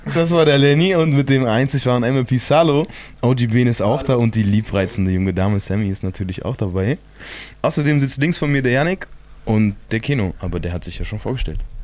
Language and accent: German; Chemnitz, Saxony, Germany; wir sind aus Chemnitz